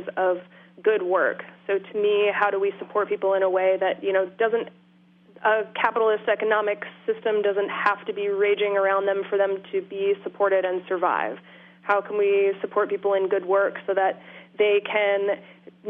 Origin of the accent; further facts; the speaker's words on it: just outside of Portland, Maine, United States; now in Massachusetts, United States; I grew up in Maine. Just outside of Portland